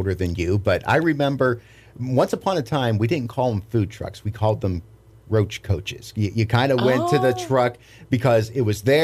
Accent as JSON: {"language": "English", "town": "Pittsburgh", "region": "Pennsylvania", "country": "United States", "tie": "born or raised there", "moved": "yes", "said": "I grew up in Pittsburgh, Pennsylvania, which is known for its fireworks"}